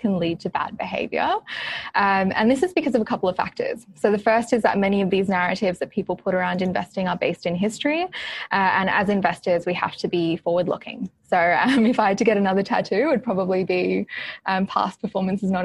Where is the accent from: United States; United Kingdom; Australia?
Australia; growing up in Australia